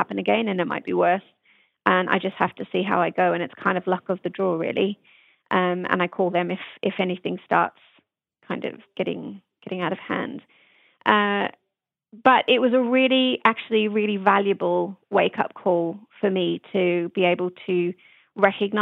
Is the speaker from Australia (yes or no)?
yes; Australia; now in United Kingdom; growing up in Australia